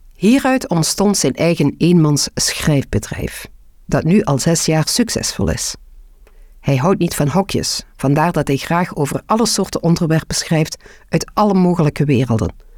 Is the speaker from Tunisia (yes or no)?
no; Belgium